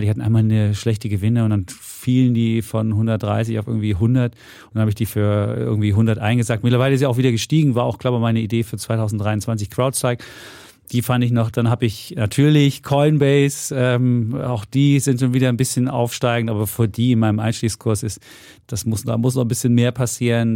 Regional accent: East Germany, Germany; als Ostdeutsche

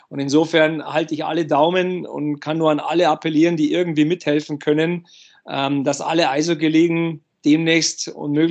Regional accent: Bavaria, Germany; als Junge, äh, ich habe die Eishockey-Begeisterung der Eltern mitbekommen, auch im Umfeld äh, bei uns in Bayern äh, war ja Eishockey immer ein großes Thema.

